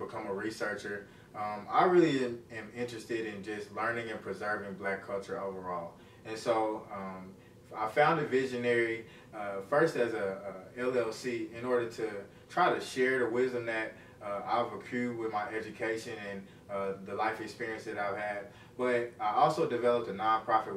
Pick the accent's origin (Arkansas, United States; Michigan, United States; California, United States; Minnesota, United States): Arkansas, United States; Little Rock; also born or lived in Jacksonville, Arkansas; I'm from Jacksonville, Arkansas. It's right outside of Little Rock. I grew up in Little Rock, Arkansas